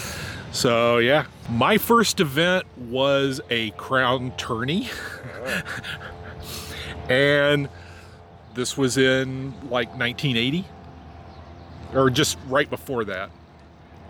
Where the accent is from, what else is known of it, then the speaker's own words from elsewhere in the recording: Lafayette, Indiana, United States; I'm from Lafayette, Indiana, which is the barony of Rivenstar